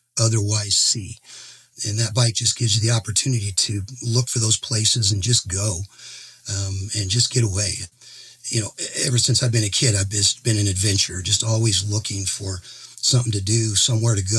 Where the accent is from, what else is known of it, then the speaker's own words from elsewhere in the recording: Boise, Idaho, United States; I am from Boise, Idaho